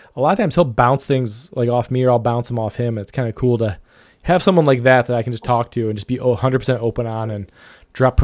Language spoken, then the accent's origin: English; Ohio, United States; my home state of Ohio